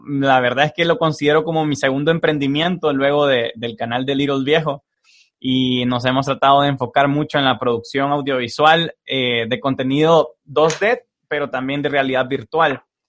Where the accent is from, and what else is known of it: El Salvador